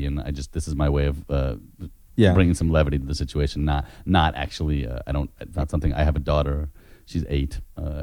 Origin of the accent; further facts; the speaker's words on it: San Francisco, California, United States; I was born and raised in San Francisco.